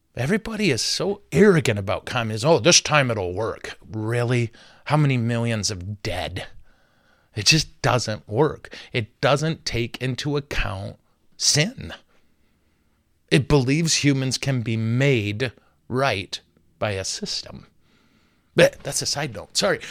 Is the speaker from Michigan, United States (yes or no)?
yes; Flint, Michigan, United States; I'm from Flint, and we're here in Flint.